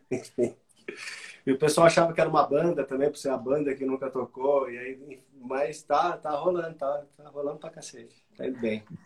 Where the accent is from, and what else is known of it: Brazil